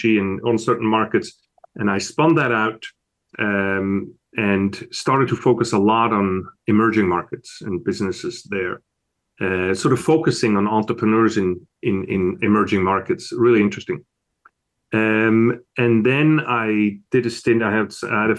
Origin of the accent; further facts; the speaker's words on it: Switzerland; moved away as an adult; also born or lived in Italy; now in United States; As you can tell from my accent, I wasn't born in America. I was born over in Switzerland, in Europe.